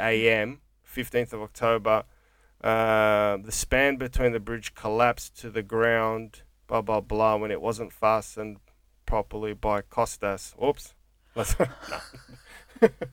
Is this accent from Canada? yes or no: no; Coburg, Victoria, Australia; growing up in Coburg